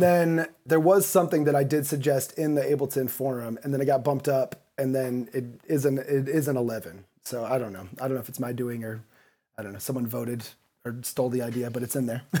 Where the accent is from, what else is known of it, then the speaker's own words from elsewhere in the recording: Kalamazoo, Michigan, United States; moved away as an adult; also born or lived in Chicago / New York; now in Los Angeles, United States; I grew up in Kalamazoo, Michigan, right in between Detroit and Chicago.